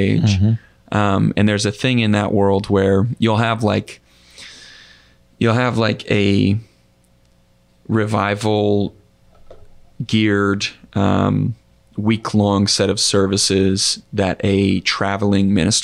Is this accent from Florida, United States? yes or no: yes; Northwest Florida, United States; also born or lived in Pensacola, Florida / Niceville, Florida; Grew up in Northwest Florida. So in the panhandle of Florida